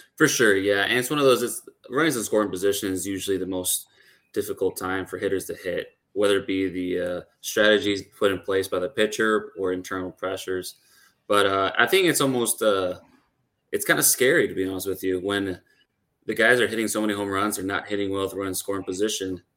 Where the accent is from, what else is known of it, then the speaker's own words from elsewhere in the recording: Puerto Rico; moved away; I'm actually from Puerto Rico